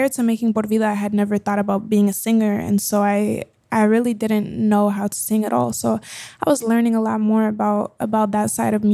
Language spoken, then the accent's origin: English; Colombia; I grew up speaking Spanglish. I grew up bilingual. I learned to read and write in Spanish before English. I grew up in school in Colombia.